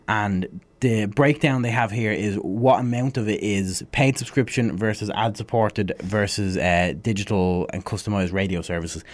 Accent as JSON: {"language": "English", "town": "Dublin", "region": "Leinster", "country": "Ireland", "tie": "born or raised there", "said": "growing up in Blanchestown, you've got a shopping centre"}